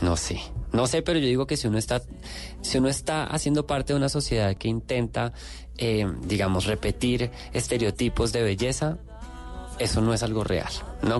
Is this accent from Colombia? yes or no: yes; Bogotá, Colombia; moved away as an adult; now in Mexico; darme cuenta de quién soy como colombiano, como persona que nació en Bogotá en los 80